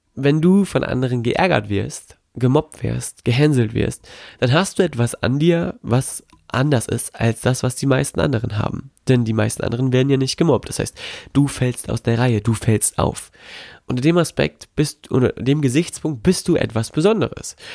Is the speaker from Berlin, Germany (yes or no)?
no; Melle, Lower Saxony, Germany; now in Gifhorn, Germany; Melle in äh, Melle bei Osnabrück. Dort ist meine Heimatstadt, hier bin ich quasi groß geworden